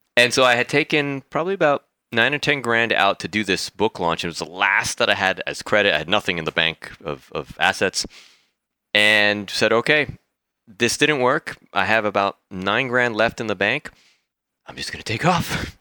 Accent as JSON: {"language": "English", "town": "San Diego", "region": "California", "country": "United States", "tie": "born or raised there", "also_born_or_lived": "Mexico", "moved": "as an adult", "lives_now": "Bali, Indonesia", "said": "San Diego, California, that's where I grew up. I was born in Mexico, but left when I was, like, nine months old"}